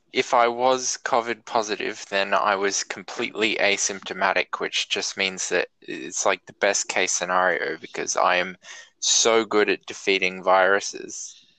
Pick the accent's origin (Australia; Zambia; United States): Australia; rural New South Wales; now in Victoria, Australia; I'm a New South Welshman by birth and rearing, and that makes me the finest breed of Australian possible